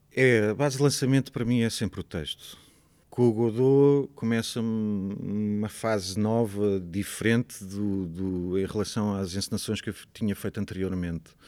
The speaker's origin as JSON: {"language": "Portuguese", "town": "Torres Vedras", "region": "Lisbon", "country": "Portugal", "tie": "born or raised there", "also_born_or_lived": "Coimbra", "moved": "as an adult", "said": "eu cresci em Torres Vedras. Eu nasci em Lisboa, vivi em Coimbra de 1 aos 5 anos, depois fui, os meus pais foram para Torres Vedras, portanto eu cresci em Torres Vedras"}